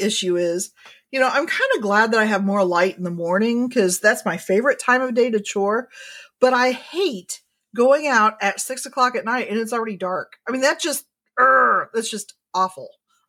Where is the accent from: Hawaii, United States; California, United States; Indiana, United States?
Indiana, United States; moved away; I grew up in Indiana. And of course, we didn't change time back when I was in Indiana